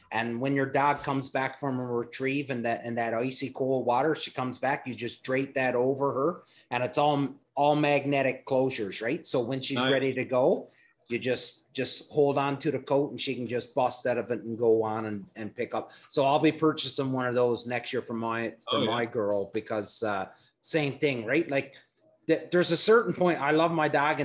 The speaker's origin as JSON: {"language": "English", "region": "Newfoundland and Labrador", "country": "Canada", "tie": "born or raised there", "said": "I grew up hunting moose in Newfoundland"}